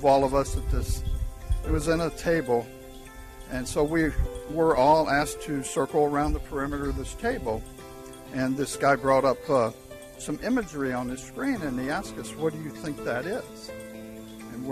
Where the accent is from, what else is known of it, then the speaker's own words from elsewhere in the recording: St. Louis, Missouri, United States; Pretty much inland my whole life growing up in St. Louis, Missouri.